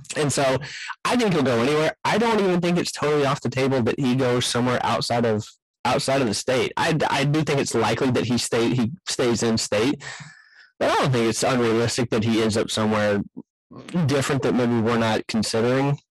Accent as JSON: {"language": "English", "region": "East Texas", "country": "United States", "tie": "born or raised there", "said": "I grew up in East Texas"}